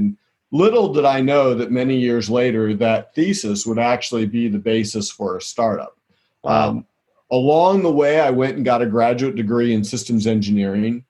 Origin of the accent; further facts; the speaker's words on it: southwestern Pennsylvania, United States; I grew up in southwestern Pennsylvania